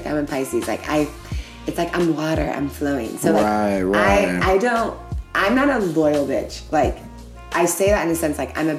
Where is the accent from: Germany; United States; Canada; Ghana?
Ghana; as a Ghanaian woman